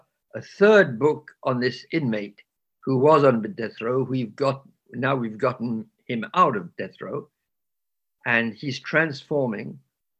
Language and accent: English; England, United Kingdom; So I was raised in England during the war